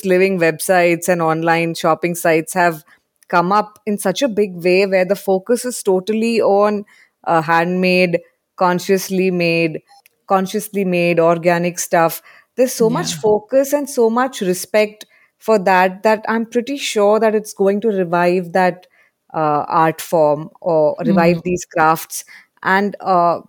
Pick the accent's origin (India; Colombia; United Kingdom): India; Mumbai, Maharashtra; my generation growing up in Bombay, I didn't have access to any garden or anything